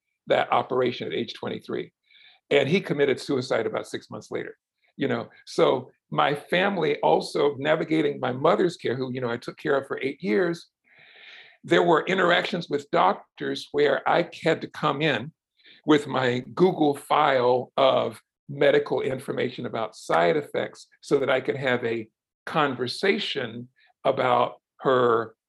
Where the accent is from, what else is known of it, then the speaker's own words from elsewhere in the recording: Brunswick, Georgia, United States; now in Louisville, United States; I grew up in South Georgia in the 60s and 70s, and just in the heart of the Deep South